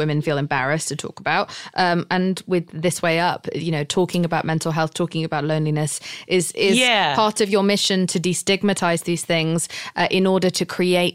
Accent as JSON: {"language": "English", "country": "United Kingdom", "said": "I'm British."}